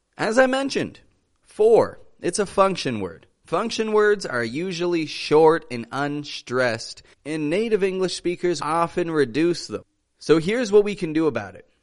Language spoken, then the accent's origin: English; Canada; now in Mexico; I come from Canada. I live in the great country of Mexico